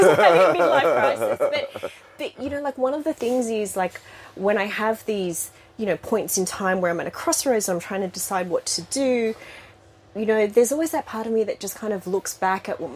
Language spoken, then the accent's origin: English; Sydney, New South Wales, Australia; accent: Australian; I did grow up in Sydney